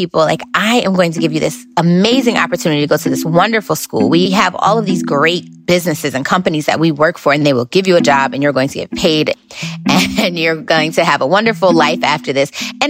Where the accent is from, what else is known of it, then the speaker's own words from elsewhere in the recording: New Haven, Connecticut, United States; So I am originally from New Haven, Connecticut.